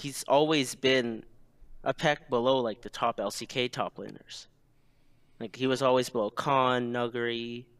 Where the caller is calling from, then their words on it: Gainesville, Florida, United States; Gainesville, Florida.